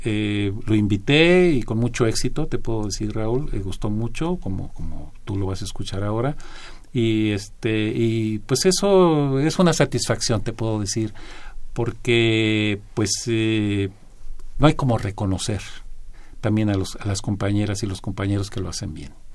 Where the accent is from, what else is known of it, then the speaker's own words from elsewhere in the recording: Mexico; como mexicanos que somos